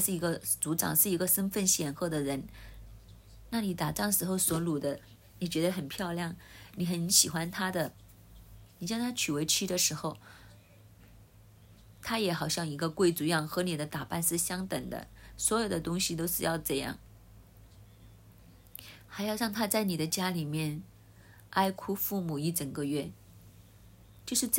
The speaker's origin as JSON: {"language": "Chinese", "country": "Hong Kong", "said": "就好像我们香港人一样，我们会通知亲朋戚友，给一喜帖"}